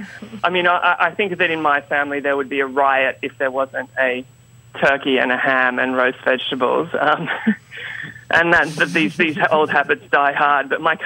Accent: Queensland, Australia; I'm from Queensland, which, you know, it's like hot, the Texas of Australia, let's say.

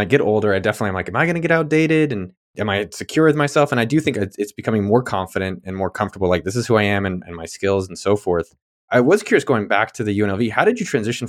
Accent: the Bay Area, California, United States; I grew up in the Bay Area, so, and I was there during that era

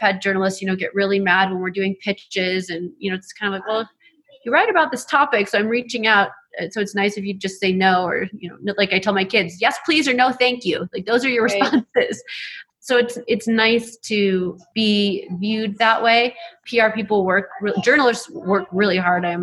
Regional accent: LaSalle, Illinois, United States; It is LaSalle, Illinois. Okay. Central Illinois.

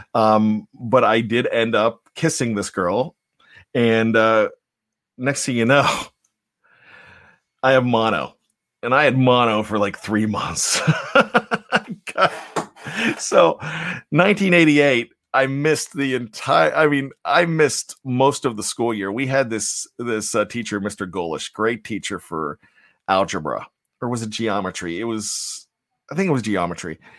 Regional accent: Johnstown, Pennsylvania, United States; a lot of us were Penn State fans growing up in Johnstown, P

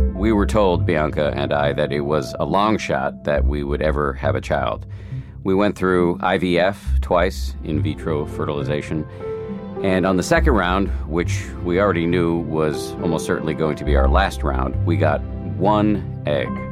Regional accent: Boston, Massachusetts, United States; moved away; I grew up in Boston and my parents are still there

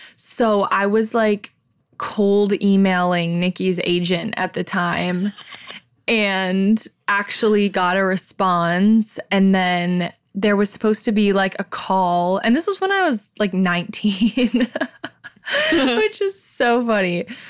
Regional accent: Silver Lake, Ohio, United States; extremely white girls growing up in Silver Lake, Ohio

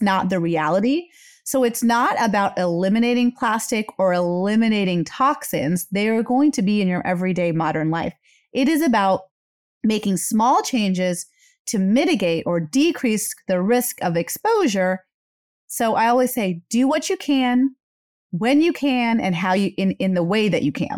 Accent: India; moved away; I am an Indian immigrant

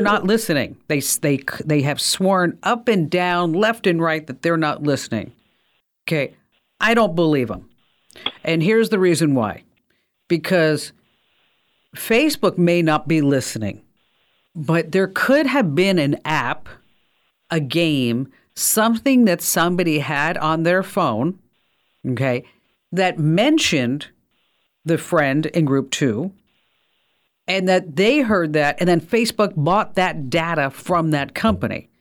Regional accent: New Jersey, United States; accent: New Jersey; my New Jersey accent

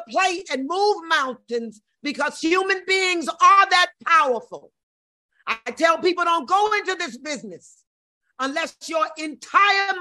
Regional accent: St. Louis, Missouri, United States; St. Louis, of course, which is my hometown

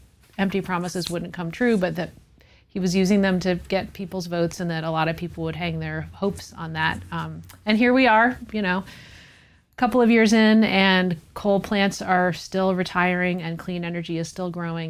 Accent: East Tennessee, United States; So I grew up in East Tennessee in the Smoky Mountains

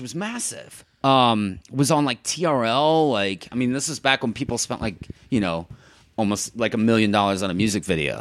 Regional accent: St. Louis, Missouri, United States; moved away as an adult; also born or lived in Chicago / New York / Miami; now in Los Angeles, United States; I'm from Saint Louis

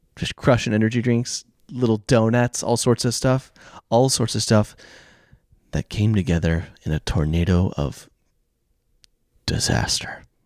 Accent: Oklahoma, United States; I grew up in Oklahoma

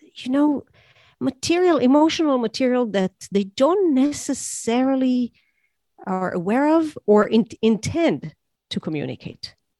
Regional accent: Israel; I grew up in Israel where there was there were terror attacks

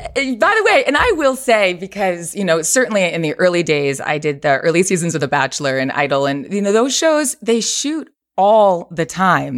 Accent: Lake Ronkonkoma, New York, United States; moved away as an adult; now in Los Angeles, United States; I'm from New York, uh, Long Island originally, Lake Ronkonkoma, exit 58 off the Long Island Expressway.

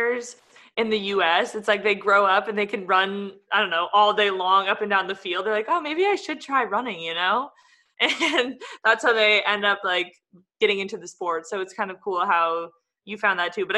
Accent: California, United States; I grew up in California

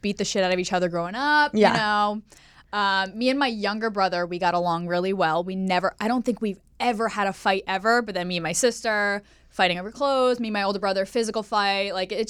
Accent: Pennsylvania, United States; also born or lived in Staten Island, United States; So it's confusing because I was born in New York. I was born on Staten Island.

